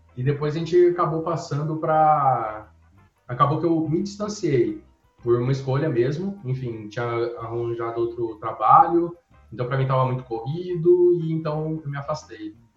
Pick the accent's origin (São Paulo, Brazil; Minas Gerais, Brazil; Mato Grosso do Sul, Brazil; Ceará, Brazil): São Paulo, Brazil; Regente Feijó; moved away as an adult; also born or lived in Santo Anastácio; now in São Paulo, Brazil; nasci, eu nasci em Santo Anastácio e depois eu fui para Regente Feijó, que é onde eu vivi boa parte da minha vida, né? e onde eu passei minha infância